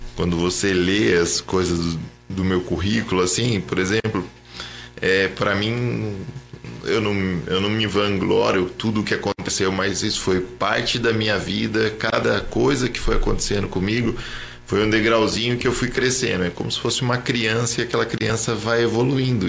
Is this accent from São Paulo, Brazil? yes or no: yes; Jacareí, São Paulo, Brazil; moved away as an adult; now in São José dos Campos, Brazil; E daí eu acabei nascendo aqui, mas morando em Jacareí.